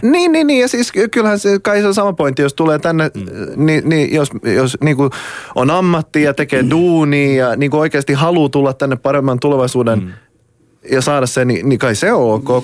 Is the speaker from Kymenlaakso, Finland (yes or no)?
no; Raseborg, Uusimaa, Finland; mä oon Tammisaaresta